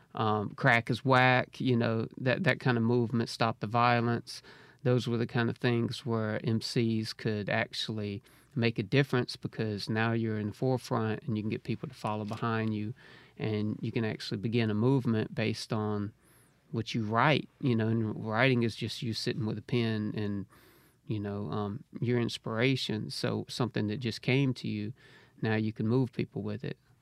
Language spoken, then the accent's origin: English; Harrisville, Mississippi, United States; now in Jackson, United States; Originally from Braxton. So, yeah, I kinda grew up in Harrisville, Braxton area